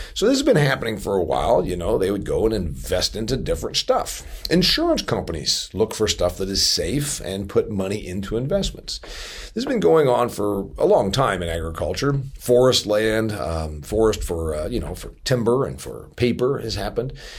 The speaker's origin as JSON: {"language": "English", "region": "Indiana", "country": "United States", "tie": "born or raised there", "said": "my home state of Indiana"}